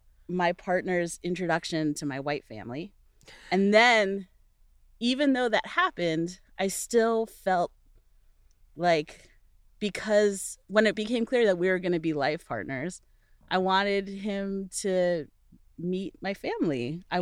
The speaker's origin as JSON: {"language": "English", "region": "Virginia", "country": "United States", "said": "we're both from Virginia."}